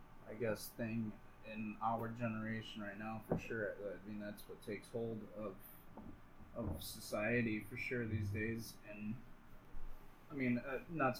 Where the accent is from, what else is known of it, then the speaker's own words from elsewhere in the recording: United States; I grew up right on the Mississippi